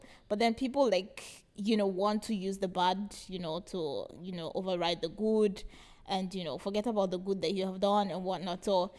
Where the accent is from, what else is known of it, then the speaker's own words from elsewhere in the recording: Nigeria; moved away as an adult; now in Ghana; I'm from Nigeria.